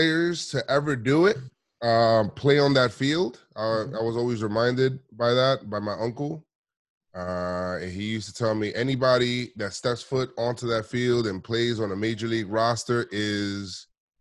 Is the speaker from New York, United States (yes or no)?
yes; New York City, New York, United States; I'm from the Bronx